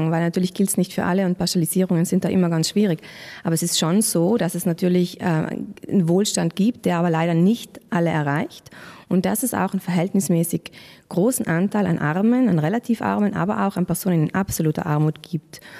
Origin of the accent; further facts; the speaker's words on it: Trentino-Alto Adige, Italy; Chance für uns als Südtiroler Bevölkerung.